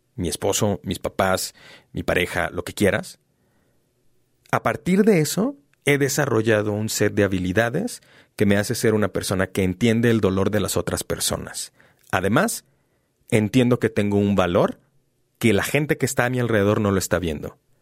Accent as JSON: {"language": "Spanish", "country": "Mexico", "said": "¿Qué chingado significa ser mexicano? Porque no soy español, pero tampoco soy indígena"}